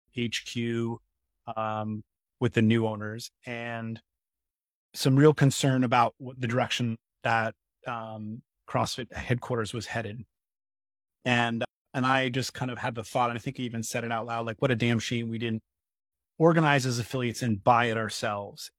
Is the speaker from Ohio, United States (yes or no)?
no; Poughkeepsie, New York, United States; moved away; also born or lived in Lake Tahoe; I was born and raised in Poughkeepsie, New York